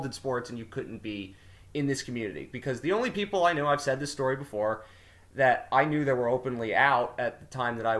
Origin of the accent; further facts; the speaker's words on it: New Jersey, United States; I grew up in South Jersey, born and raised in South Jersey